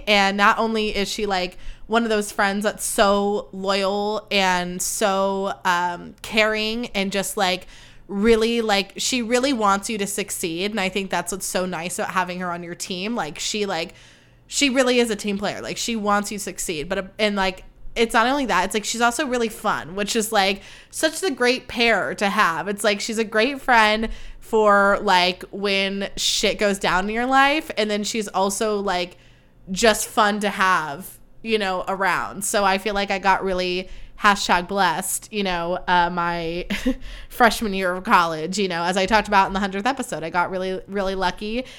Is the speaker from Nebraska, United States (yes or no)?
no; Livermore, California, United States; born or raised there; moved away as an adult; now in Campbell, United States